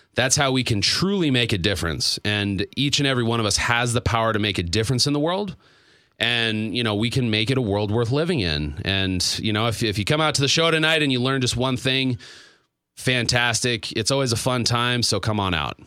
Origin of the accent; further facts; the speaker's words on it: Stroudsburg, Pennsylvania, United States; moved away; my hometown